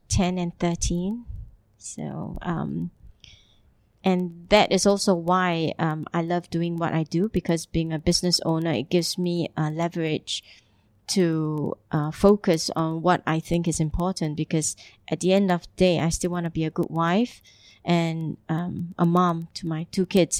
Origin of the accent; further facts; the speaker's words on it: Singapore; moved away as an adult; also born or lived in Italy / Geneva / Hamburg; now in Dubai, United Arab Emirates; I'm originally from Singapore